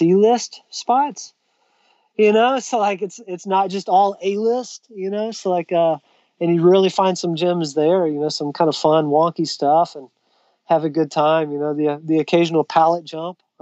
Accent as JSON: {"language": "English", "town": "Sherman", "region": "Texas", "country": "United States", "tie": "born or raised there", "said": "North Texas in my hometown, actually, Sherman, Texas"}